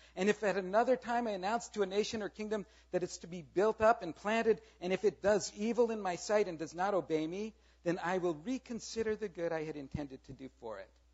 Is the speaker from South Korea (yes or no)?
yes; South Korea; moved away; I grew up in Korea. I am very proud of my heritage. I was born there.